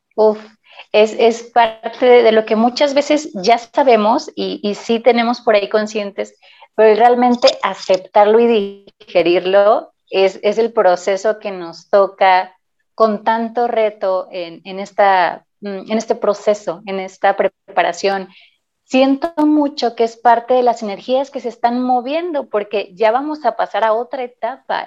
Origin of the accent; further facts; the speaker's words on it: La Paz, Baja California Sur, Mexico; now in Mexico City, Mexico; Yo salí desde La Paz por haber visitado a mi familia, que de allá soy originaria, en nací, y estaba viviendo en Ciudad de México